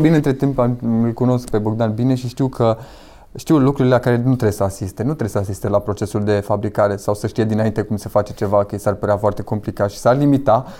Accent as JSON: {"language": "Romanian", "town": "Victoria", "region": "Brașov County", "country": "Romania", "said": "Lângă Brașov, lângă Victoria, practic, de unde sunt eu"}